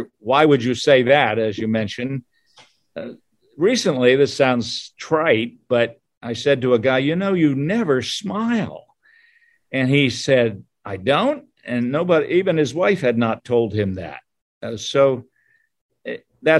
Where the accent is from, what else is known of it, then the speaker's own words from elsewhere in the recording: Harrisburg, Pennsylvania, United States; moved away as an adult; also born or lived in Akron, Ohio / Southwest Michigan / Florida; now in Michigan, United States; I grew up in Harrisburg, Pennsylvania